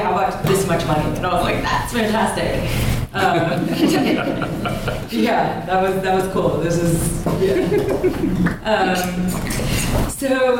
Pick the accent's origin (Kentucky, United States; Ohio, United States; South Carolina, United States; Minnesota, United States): Kentucky, United States; now in New York, United States; I grew up in Kentucky